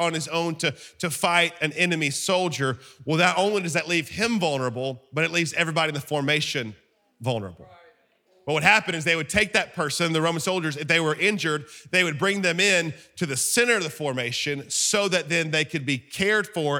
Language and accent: English; Alabama, United States; I'm from Alabama